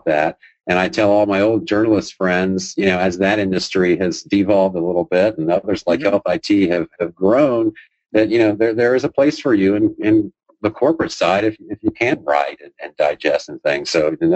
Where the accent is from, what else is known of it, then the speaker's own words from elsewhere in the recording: Ohio, United States; now in Atlanta, United States; I grew up in Ohio.